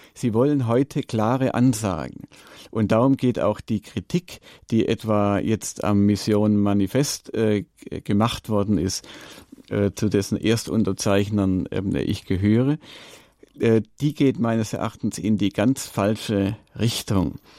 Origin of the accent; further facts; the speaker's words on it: Allgäu, Germany; bei uns im Allgäu